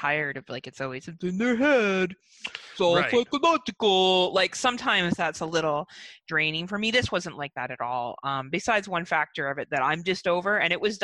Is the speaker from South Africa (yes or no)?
no; Canada; as being a Canadian citizen